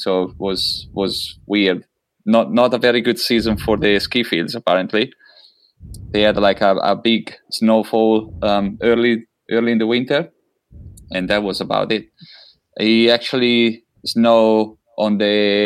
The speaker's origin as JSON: {"language": "English", "town": "Lezzeno", "region": "Lombardy", "country": "Italy", "tie": "born or raised there", "also_born_or_lived": "Como", "second_language": "English", "moved": "yes", "lives_now": "New Zealand", "said": "I was born in Como. It's like 45, 1 hour, more or less, north of Milan. And I grew up on Lake of Como. I grew up in a small village called Lezzano"}